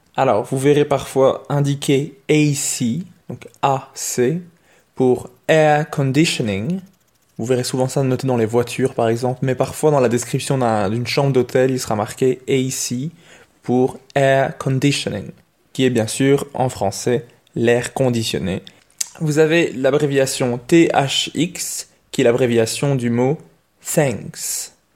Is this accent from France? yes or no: no; Belgium; chez nous en Belgique